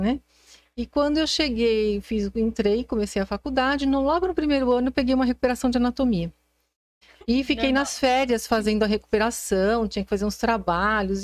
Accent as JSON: {"language": "Portuguese", "region": "São Paulo", "country": "Brazil", "tie": "born or raised there", "said": "sou sempre fui nasci em São Paulo e sou de São Paulo"}